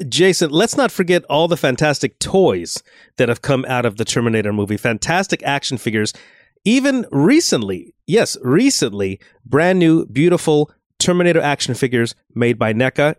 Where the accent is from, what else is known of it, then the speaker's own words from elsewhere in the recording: Los Angeles, California, United States; visiting my hometown